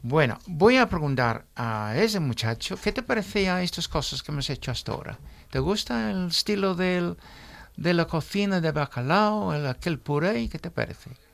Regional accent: England, United Kingdom; Spanish is a second language; now in Spain; Soy un inglés serio

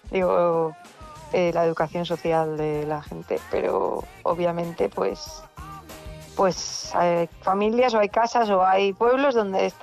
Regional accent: Avilés, Asturias, Spain; De Avilés, hombre

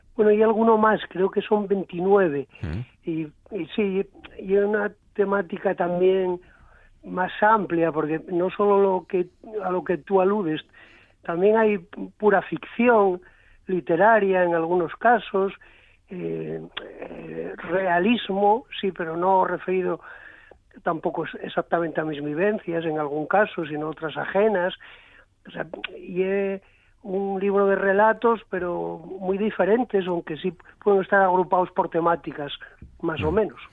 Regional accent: San Esteban de Pravia, Asturias, Spain; yo soy de la Ría del Nalón, de San Esteban

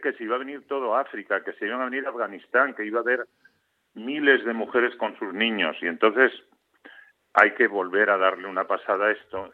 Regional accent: Gijón, Asturias, Spain; also born or lived in Infiesto, Asturias / Oviedo; soy de infiesto, pero descubrí la mar, creo recordar, con el maestro de, allí, de mi pueblo, de Lozana, en de Sella. Pero a ver, realmente soy, un, eh, soy de allí, eh, o sea, me honro de haber nacido allí, eh, pero soy gijonés, ¿no? O sea, quiero decir que siempre viví en Gijón

